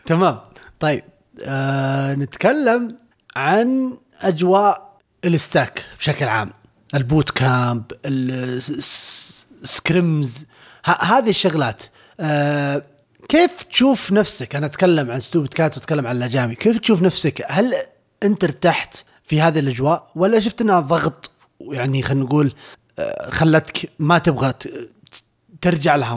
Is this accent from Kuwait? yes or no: no; Riyadh, Riyadh Province, Saudi Arabia; ما احنا من الرياض ايه